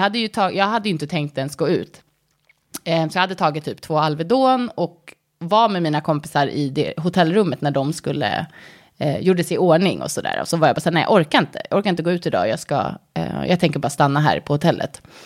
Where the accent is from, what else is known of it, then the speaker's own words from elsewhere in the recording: Sweden; moved away as an adult; also born or lived in United States; svenskar vill ju gärna alltså, känna att vi har väldigt mycket gemensamt med amerikaner